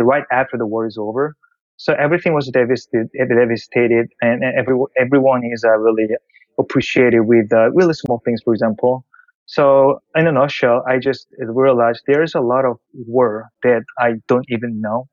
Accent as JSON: {"language": "English", "country": "South Korea", "tie": "born or raised there", "also_born_or_lived": "Japan", "second_language": "English", "moved": "as an adult", "said": "I was originally born in Korea I grew up in Korea, but um, I moved to Japan for college."}